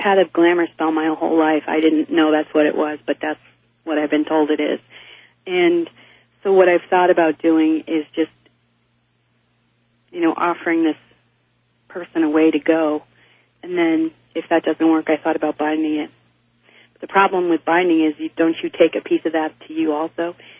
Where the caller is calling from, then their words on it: Eagle River, Alaska, United States; I'm from Eagle River, Alaska.